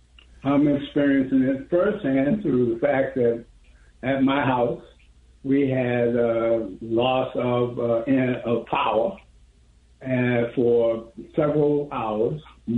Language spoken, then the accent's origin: English; Boston, Massachusetts, United States; moved away as an adult; now in Houston, United States; prior to my moving to Houston, I was from Boston, Massachusetts.